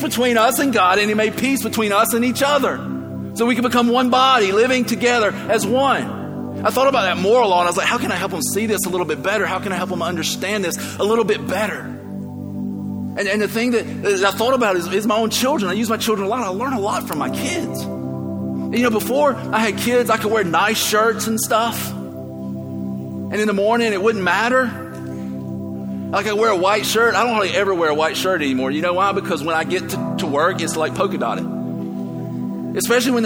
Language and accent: English; the South, United States; I grew up in the South